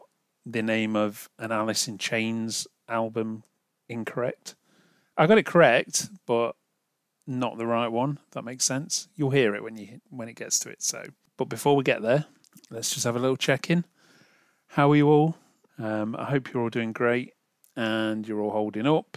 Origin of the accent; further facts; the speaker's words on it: United Kingdom; I'm British